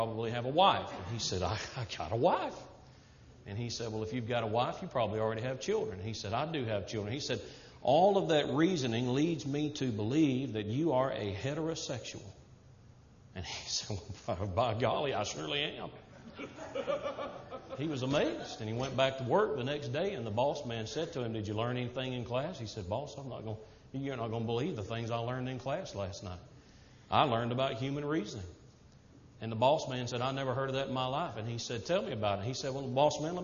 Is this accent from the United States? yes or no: yes; the South, United States; moved away; Not going to change being a Southerner just now that I'm preaching to the Yankees